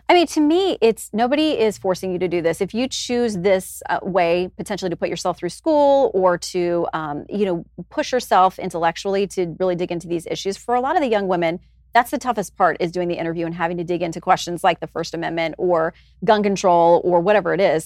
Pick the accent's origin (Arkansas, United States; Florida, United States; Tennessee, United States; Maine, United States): Florida, United States; Tallahassee; moved away; I grew up in Tallahassee